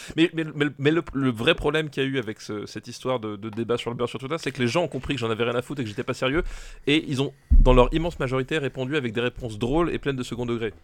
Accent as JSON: {"language": "French", "area": "Alsace", "region": "Grand Est", "country": "France", "tie": "born or raised there", "said": "je suis, je suis originaire d'Alsace."}